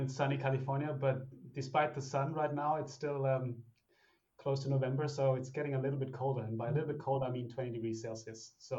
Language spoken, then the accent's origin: English; Germany; also born or lived in Italy / Switzerland / Australia; now in United States; So I was born in Italy. And then after that, at the age of 5, moved to Germany, went to school in Germany. From there, then studied in Switzerland, Australia, and then obviously moved over to the United States at some stage.